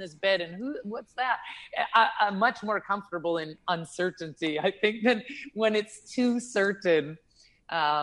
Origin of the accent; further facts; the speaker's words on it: Prince Edward Island, Canada; now in Thailand; I'm Canadian. I was born on the east coast of Canada, so in a little island called Prince Edward Island